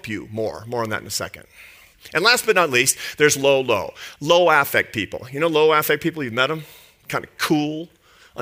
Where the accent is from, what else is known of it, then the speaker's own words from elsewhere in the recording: Seattle, Washington, United States; I grew up in Seattle, in a lower middle class neighborhood in Seattle